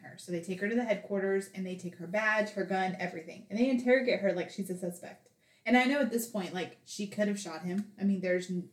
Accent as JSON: {"language": "English", "region": "the South", "country": "United States", "said": "we're from the South"}